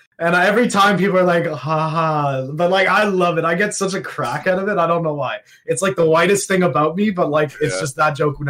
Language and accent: English; Toronto, Ontario, Canada; I grew up in Ontario, the Toronto, I have the Toronto, like, I don't speak like a Toronto man, so I just talk like a normal Canadian guy, right?